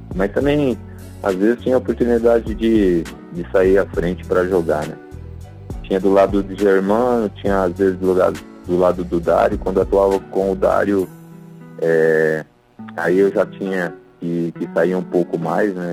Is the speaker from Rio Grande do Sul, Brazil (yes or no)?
no; Cotia, São Paulo, Brazil; moved away as an adult; also born or lived in Maringá / Londrina; eu iniciei minha, minha carreira no estado de São Paulo, né? Em, em Cotia, né? É, na minha cidade natal